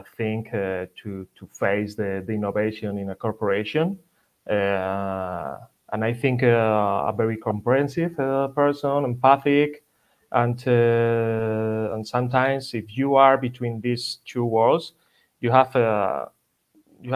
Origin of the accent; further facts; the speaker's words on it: Madrid, Community of Madrid, Spain; English is a second language; also born or lived in Ibiza / Germany; my family are from Ibiza. I'm from Madrid. I'm original from Madrid.